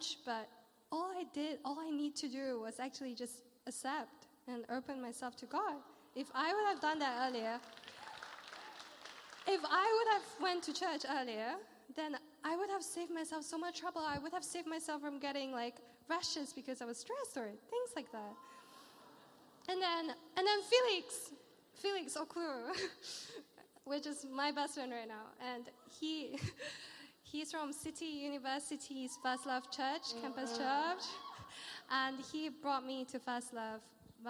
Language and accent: English; Malaysia; now in London, United Kingdom; I come from Malaysia